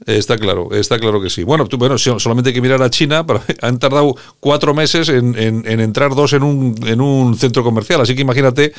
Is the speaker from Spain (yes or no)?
yes; Spain